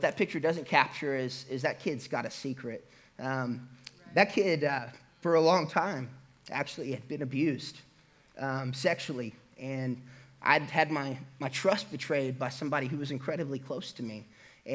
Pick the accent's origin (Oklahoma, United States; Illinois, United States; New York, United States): Oklahoma, United States; Catoosa; also born or lived in Hilldale, near Muskogee, Oklahoma; I grew up in Catoosa, Oklahoma